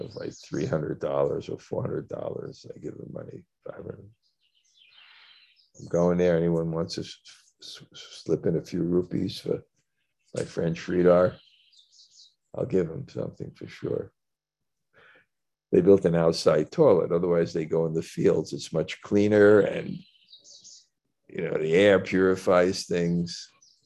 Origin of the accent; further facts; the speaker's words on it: New York City, New York, United States; I come from Brooklyn